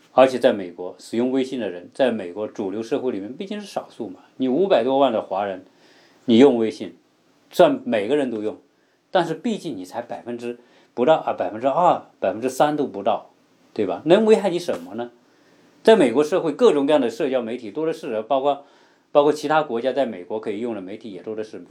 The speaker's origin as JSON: {"language": "Chinese", "country": "China", "moved": "yes", "lives_now": "United States", "said": "我们中国人呢，说实在的，对隐私的概念呢，也没有美国人这么讲"}